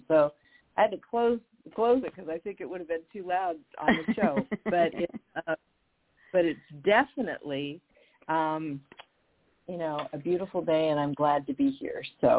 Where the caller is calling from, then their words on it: Mendocino, California, United States; I'm calling from Mendocino up the coast, northern coast of California.